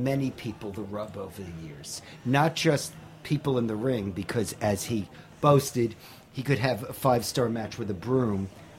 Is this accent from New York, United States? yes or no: yes; New York City, New York, United States; and I'm from Queens